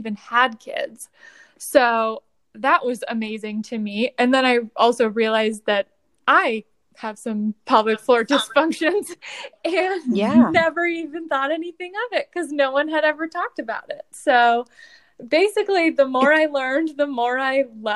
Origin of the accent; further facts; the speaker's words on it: Toledo, Ohio, United States; moved away as an adult; also born or lived in Columbus, Ohio; now in Cincinnati, United States; I am originally from Toledo, Ohio